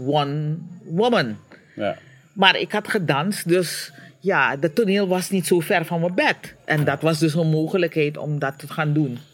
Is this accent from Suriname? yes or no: yes; Suriname; now in Curaçao; Suriname is waar ik geboren ben, waar ik getogen ben, waar mijn navelstreng bewaard of begraven is